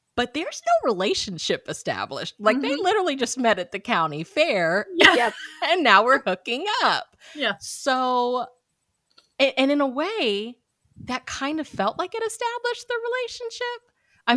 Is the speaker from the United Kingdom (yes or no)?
no; Missouri, United States; moved away; my hometown back in Missouri, it, it, hosts the state fair